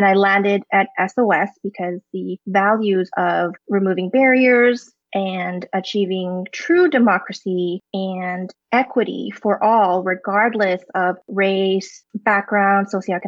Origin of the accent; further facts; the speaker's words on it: Alberta, Canada; also born or lived in Hong Kong; I grew up in Alberta attending public school